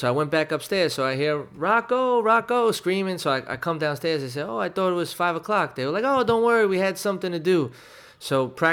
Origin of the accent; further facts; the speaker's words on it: New York City, New York, United States; growing up in Williamsburg, and it was a real tight knit, you know, community back then